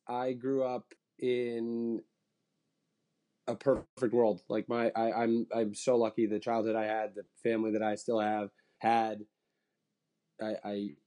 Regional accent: Bedford, New York, United States; also born or lived in Massachusetts; I grew up in Bedford, New York, right outside of New York City

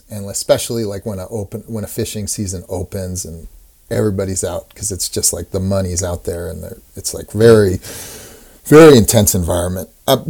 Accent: Pacific Northwest, United States; I think I kind of idealized growing up in the Pacific Northwest.

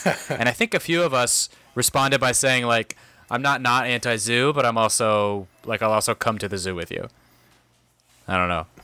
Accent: San Diego, California, United States; moved away; I grew up in San Diego

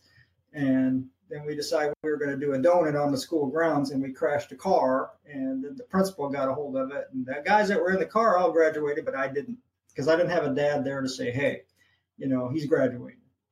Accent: St. Louis, Missouri, United States; moved away; also born or lived in Hawaii; St. Louis, Missouri is my hometown. I grew up there

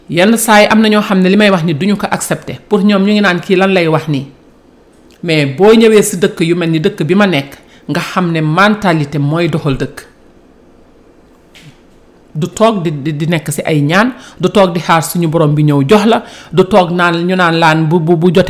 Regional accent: Senegal; man en tant que sénégalais

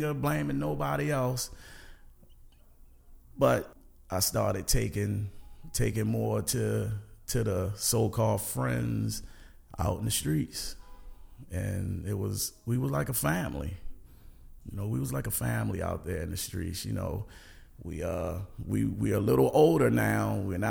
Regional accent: Baltimore, Maryland, United States; I grew up in Northwest Baltimore, Garrison Avenue

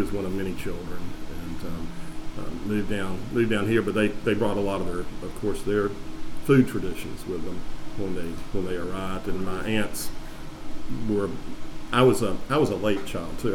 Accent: Perry, Georgia, United States; moved away as an adult; now in Savannah, United States; I grew up in Perry, Georgia, is originally where I'm from, my hometown

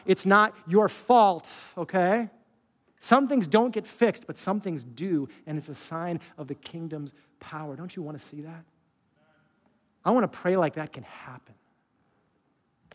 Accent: California, United States; I was from California

